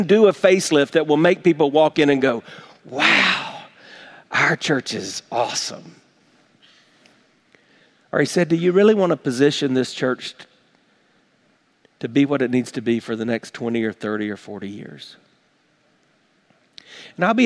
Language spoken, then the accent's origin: English; South Carolina, United States; now in Tampa, United States; growing up in South Carolina